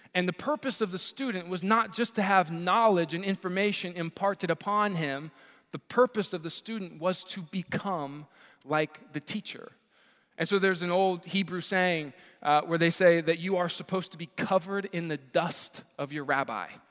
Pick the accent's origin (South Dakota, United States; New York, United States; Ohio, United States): Ohio, United States; Columbus; I grew up here in Columbus, Ohio, and so I was born and raised here